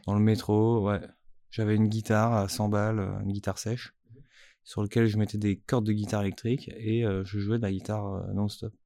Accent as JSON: {"language": "French", "town": "Strasbourg", "region": "Grand Est", "country": "France", "tie": "born or raised there", "said": "je suis né à Strasbourg"}